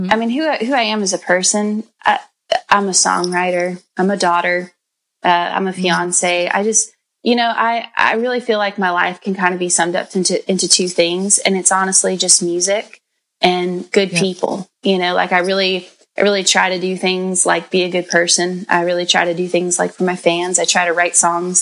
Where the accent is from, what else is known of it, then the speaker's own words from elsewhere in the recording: Bakersfield, California, United States; I come from a farm town out in Central California called Bakersfield